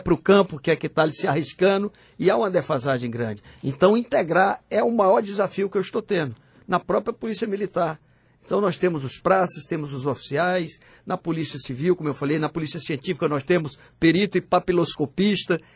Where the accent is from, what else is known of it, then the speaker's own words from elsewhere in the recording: Northeast Region, Brazil; moved away; also born or lived in Teresina; nós que somos nordestinos, e temos orgulho de ter nascido nessa região.